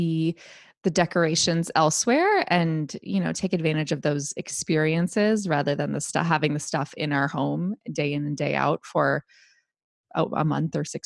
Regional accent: Northeastern Ohio, United States; now in New York, United States; as a child, I grew up in Northeastern Ohio where there was a lot of snow

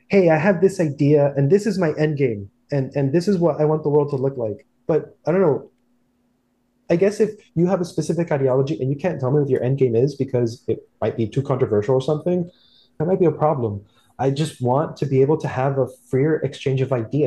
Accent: South Florida, United States; growing up in South Florida, it's a very insular community.

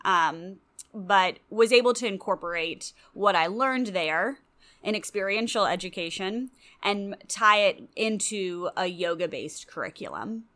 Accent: Louisville, Kentucky, United States; moved away as an adult; also born or lived in Chicago / Florida; I grew up in Louisville

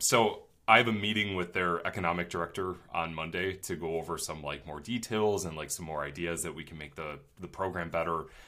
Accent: Twinsburg, Ohio, United States; my hometown of Twinsburg, Ohio

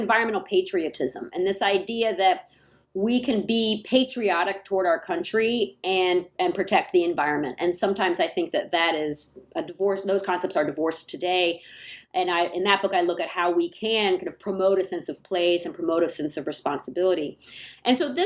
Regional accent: Atlanta, Georgia, United States; moved away as an adult; now in San Jose, United States; I grew up in Atlanta, Georgia. I came to San Jose in 2002

